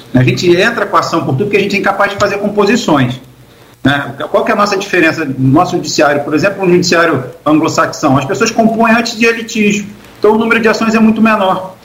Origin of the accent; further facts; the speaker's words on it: Rio de Janeiro, Brazil; moved away as an adult; now in Campos dos Goytacazes, Brazil; Nascido e criado no Rio de Janeiro